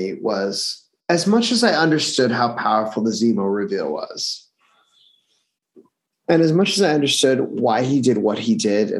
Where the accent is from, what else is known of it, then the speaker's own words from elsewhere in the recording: Florida, United States; I'm from Florida.